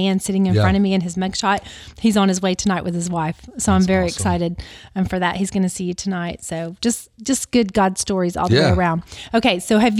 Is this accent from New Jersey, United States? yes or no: no; Alabama, United States; I love it. I'm from Alabama.